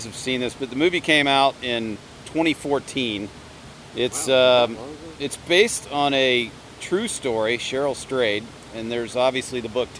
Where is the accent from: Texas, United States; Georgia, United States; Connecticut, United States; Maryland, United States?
Georgia, United States; Atlanta; we're all from Atlanta.